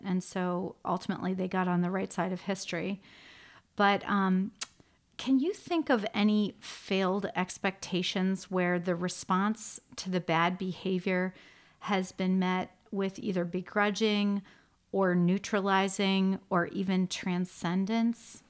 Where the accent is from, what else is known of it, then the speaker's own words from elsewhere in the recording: Shaker Heights, Ohio, United States; I grew up in Shaker Heights.